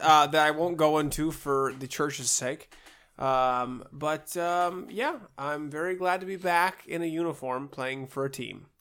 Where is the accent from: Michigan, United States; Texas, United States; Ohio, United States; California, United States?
Ohio, United States; moved away; growing up in Ohio, uh, and actually when we moved away from Ohio, we'd come down for the summers